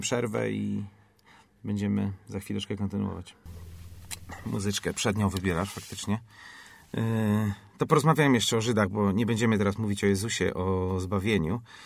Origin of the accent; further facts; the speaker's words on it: Poland; skąd jesteś, ja mówię Poland